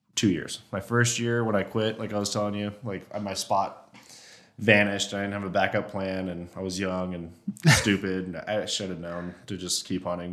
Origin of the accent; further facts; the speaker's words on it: Oregon, United States; moved away; growing up in Oregon, I shot at one spike when I was in high school.